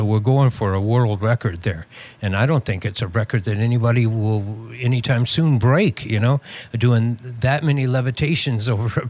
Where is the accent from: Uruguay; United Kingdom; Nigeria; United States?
United States; Southeast; Growing up in the Southeast, I played drums.